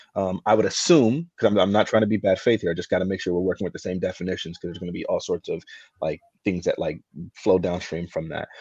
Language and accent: English; United States; as an American that loves freedom